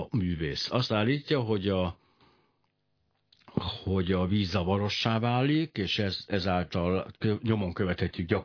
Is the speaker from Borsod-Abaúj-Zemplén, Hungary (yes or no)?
yes; Miskolc, Borsod-Abaúj-Zemplén, Hungary; ugye Miskolci vagyok, csak szeretném hozzátenni. Miskolcon nagy csodák történnek